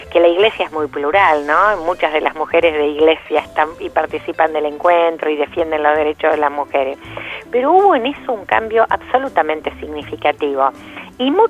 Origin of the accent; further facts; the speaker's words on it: La Plata, Buenos Aires Province, Argentina; Yo además soy platense